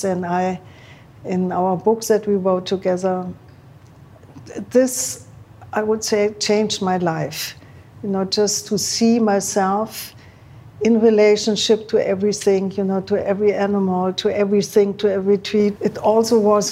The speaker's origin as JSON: {"language": "English", "country": "Germany", "tie": "born or raised there", "also_born_or_lived": "Berlin / Rome", "moved": "yes", "said": "growing up in Germany"}